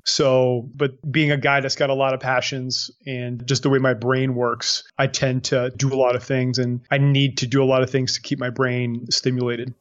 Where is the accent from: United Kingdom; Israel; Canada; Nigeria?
Canada; New Brunswick; moved away as an adult; now in Panama; I'm from New Brunswick